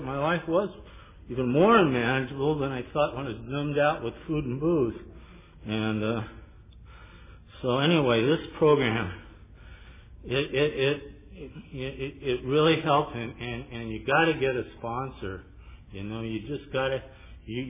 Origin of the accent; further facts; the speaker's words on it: Pasadena, California, United States; I'm from Pasadena